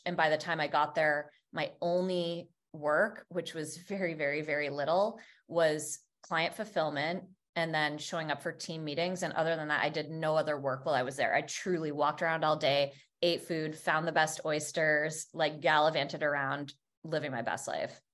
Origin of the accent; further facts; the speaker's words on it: Vermont, United States; I grew up in Vermont